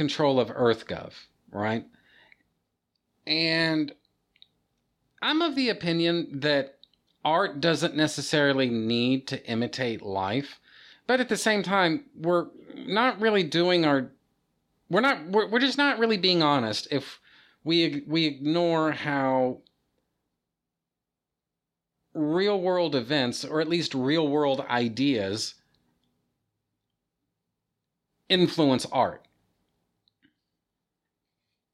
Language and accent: English; United States; I'm an American